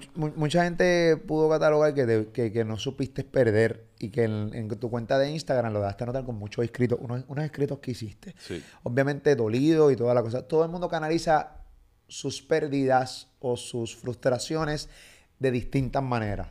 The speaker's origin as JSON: {"language": "Spanish", "country": "Puerto Rico", "said": "yo soy puertorriqueño"}